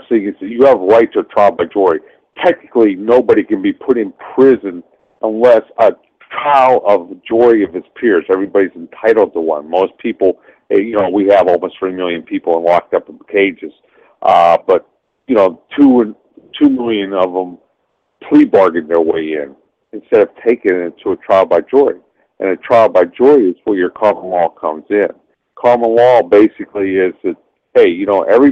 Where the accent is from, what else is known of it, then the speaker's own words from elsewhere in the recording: Pennsylvania, United States; I grew up in Pennsylvania